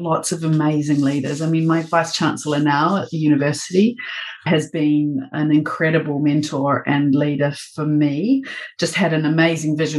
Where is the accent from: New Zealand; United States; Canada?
New Zealand; moved away as an adult; also born or lived in London, United Kingdom; now in Melbourne, Australia; a Kiwi working in New Zealand and then in London for 8 years